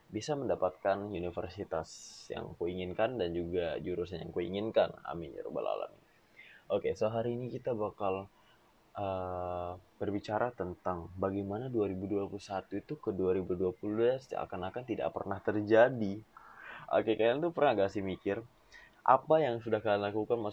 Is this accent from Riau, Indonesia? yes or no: no; Penajam, East Kalimantan, Indonesia; also born or lived in Balikpapan; Aku besar di Kalimantan Timur, tepatnya di Penajam. Namun aku lahir di Balikpapan.